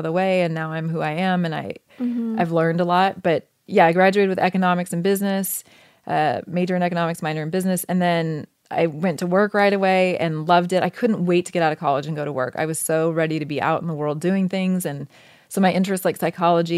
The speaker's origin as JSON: {"language": "English", "region": "Oregon", "country": "United States", "tie": "born or raised there", "moved": "as an adult", "said": "And I grew up in Oregon, which I loved."}